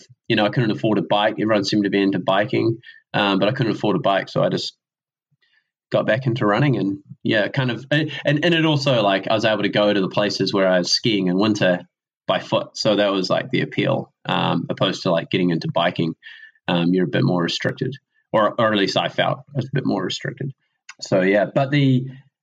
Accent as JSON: {"language": "English", "town": "Riverton", "region": "Southland", "country": "New Zealand", "tie": "born or raised there", "also_born_or_lived": "Wanaka", "accent": "southern", "moved": "yes", "lives_now": "Dunedin, New Zealand", "said": "I grew up in Riverton, way down south, like on the south coast"}